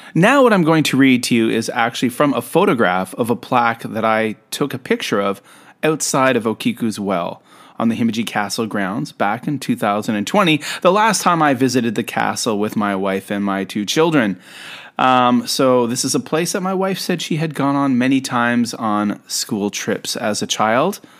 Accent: Canada; also born or lived in Japan; I'm a Canadian who lived in Japan for quite some time

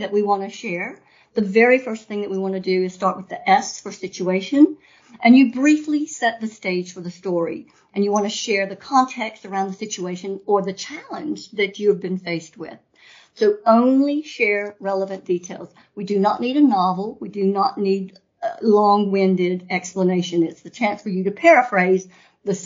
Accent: North Carolina, United States; I'm American, true-blooded, born in North Carolina

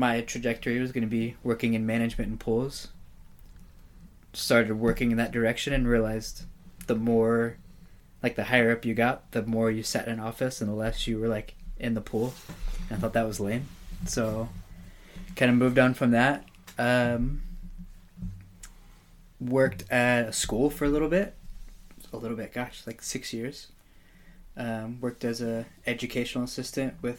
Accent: Amarillo, Texas, United States; moved away as an adult; also born or lived in Houston, Texas / Nebraska / California; now in Oregon, United States; Grew up in Amarillo, graduated high school there

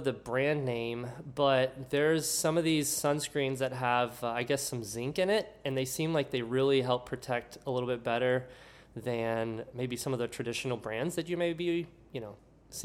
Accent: Homestead, Florida, United States; moved away as an adult; I grew up in a smaller town south of Miami, about 30 miles, called Homestead, Florida. And I was fifth generation born and raised there.

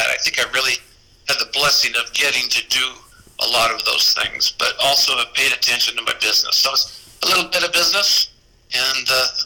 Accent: Newport Beach, California, United States; so now we live down here in Newport Beach. I really enjoy living at the exact same location where I grew up on Balboa Island.

